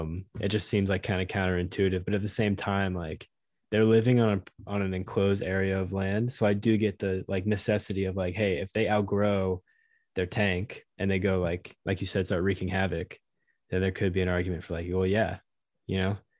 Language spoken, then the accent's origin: English; Southeast, United States; I grew up in the Southeast